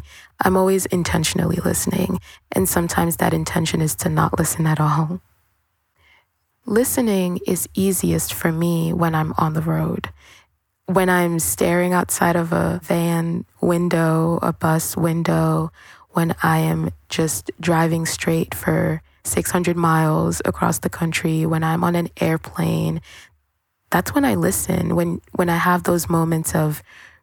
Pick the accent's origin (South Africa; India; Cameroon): Cameroon; moved away; also born or lived in Brooklyn; I am from a really tropical place. I'm from Cameroon